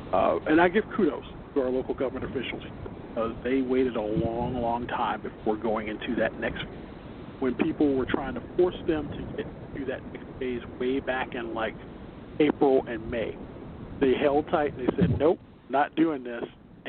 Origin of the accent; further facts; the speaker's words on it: Chicago, Illinois, United States; as a Chicagoan